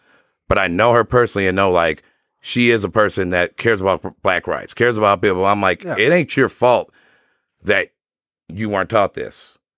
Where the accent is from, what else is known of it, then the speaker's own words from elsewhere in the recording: Sterling Heights, Michigan, United States; I'm from Sterling Heights. First time, long time.